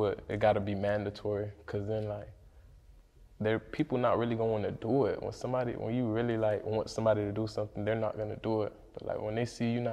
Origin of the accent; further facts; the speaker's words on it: Deerfield, United States; I'm from Deerfield and shit, so Deerfield usually have a lot of trap houses all over